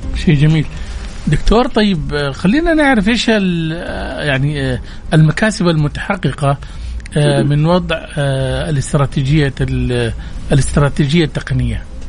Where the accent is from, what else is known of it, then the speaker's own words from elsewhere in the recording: Saudi Arabia; عندنا في السعودية